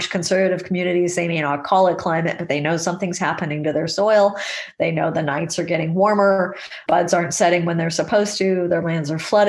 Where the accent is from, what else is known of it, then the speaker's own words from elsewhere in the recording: California, United States; when I was a child growing up in California